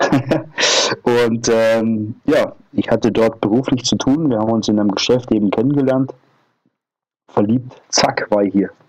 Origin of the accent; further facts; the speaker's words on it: Bavaria, Germany; südlichsten Ort Deutschlands und äh, äh, als Bayer wächst man ja mit, entweder mit Kufen oder auf Skiern auf. Ich bin mit beidem groß geworden